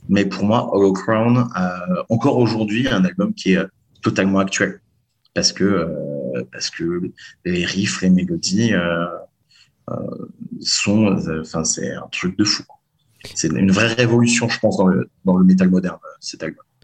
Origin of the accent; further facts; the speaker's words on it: Lyon, Auvergne-Rhône-Alpes, France; je viens de Lyon